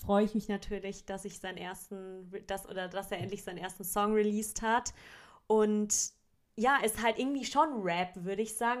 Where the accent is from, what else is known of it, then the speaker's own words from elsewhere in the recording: Baden-Württemberg, Germany; bei uns in, in Baden-Württemberg